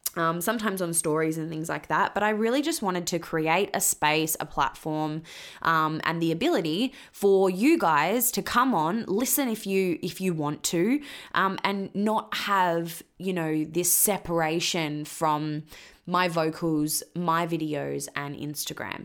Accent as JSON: {"language": "English", "region": "Western Australia", "country": "Australia", "also_born_or_lived": "Queensland", "moved": "as an adult", "said": "originally I'm from Western Australia."}